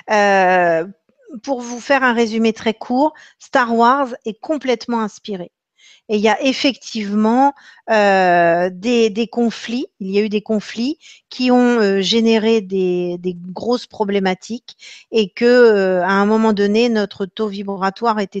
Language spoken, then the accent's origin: French; Normandy, France; Alors, je vais répondre en tant que, en tant que normande, peut-être ben oui, peut-être ben que non.